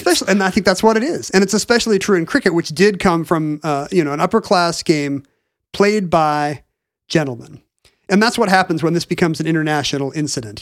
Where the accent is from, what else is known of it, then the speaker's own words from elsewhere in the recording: United States; as an American